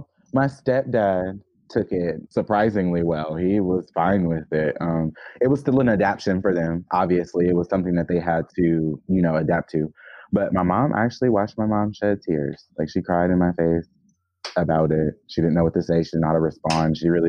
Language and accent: English; Jackson, Georgia, United States; also born or lived in Gwinnett; I technically grew up as a child in Atlanta, Georgia. Well, not Atlanta, Georgia, but Georgia. It was a little town called Jackson, Georgia.